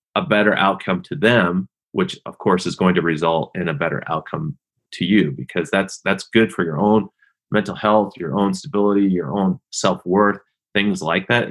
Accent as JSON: {"language": "English", "town": "Seattle", "region": "Washington", "country": "United States", "tie": "born or raised there", "said": "I grew up in and around Seattle, Washington"}